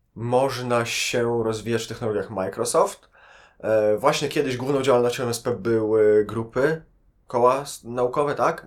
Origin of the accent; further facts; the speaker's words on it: Lublin, Lublin Voivodeship, Poland; moved away as an adult; now in Warsaw, Poland; Ja generalnie nie jestem z Warszawy, jestem z Lublina.